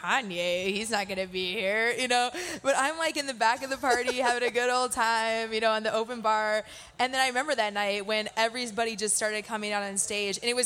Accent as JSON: {"language": "English", "region": "Midwest", "country": "United States", "said": "I'm from the Midwest"}